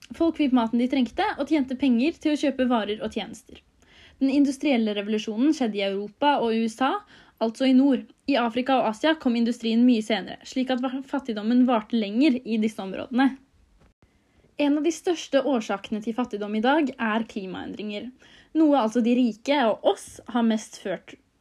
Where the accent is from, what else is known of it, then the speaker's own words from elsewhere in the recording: Norway; vi som sitter her hjemme i Norge